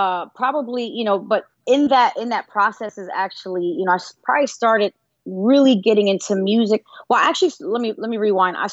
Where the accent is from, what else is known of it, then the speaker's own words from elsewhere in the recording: Pennsylvania, United States; I was born, I'm from Pennsylvania. Born and raised up north